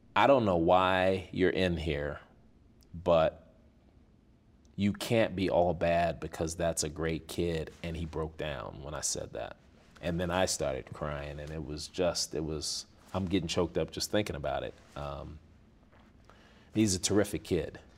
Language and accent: English; Chicago, Illinois, United States; moved away as an adult; growing up on the South Side of Chicago